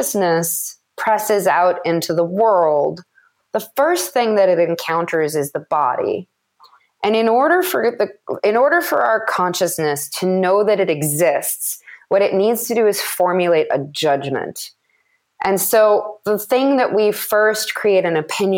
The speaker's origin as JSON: {"language": "English", "town": "Madison", "region": "Wisconsin", "country": "United States", "tie": "born or raised there", "moved": "yes", "said": "I was back in Madison, which is my hometown"}